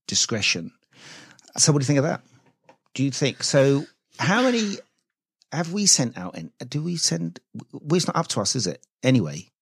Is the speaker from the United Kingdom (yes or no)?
yes; United Kingdom; we're British